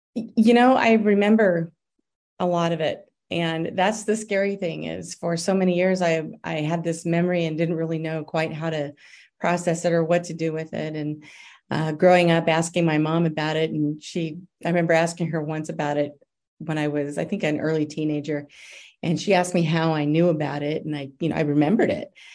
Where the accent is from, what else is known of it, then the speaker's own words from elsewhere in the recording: Denver, Colorado, United States; I grew up in the lower part of Denver called District 4